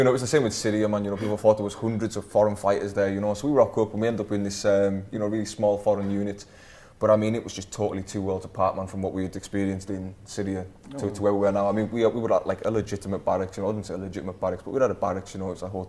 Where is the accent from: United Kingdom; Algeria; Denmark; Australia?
United Kingdom; I'm sick of being the Brit today.